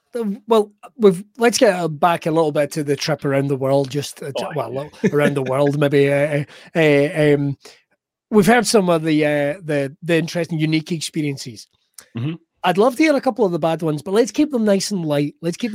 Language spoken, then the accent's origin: English; Scotland, United Kingdom; But, I'm very Scottish.